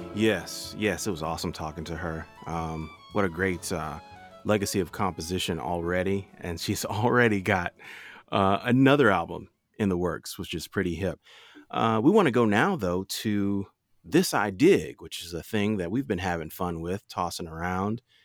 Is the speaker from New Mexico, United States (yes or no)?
no; Nashville, Tennessee, United States; now in New York, United States; I'm not originally from New York. I'm actually from Nashville, Tennessee